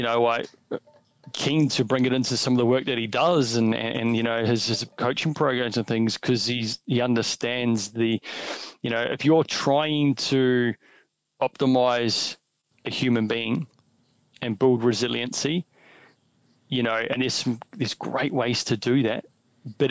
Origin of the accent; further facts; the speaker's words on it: New Zealand; I grew up in New Zealand.